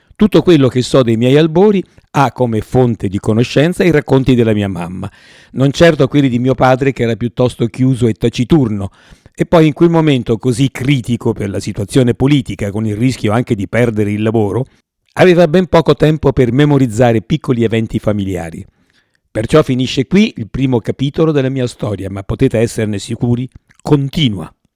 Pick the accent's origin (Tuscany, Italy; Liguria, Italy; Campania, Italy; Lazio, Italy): Lazio, Italy; Rome; sono nato a Roma il ventiquattro giugno millenovecentotrentottò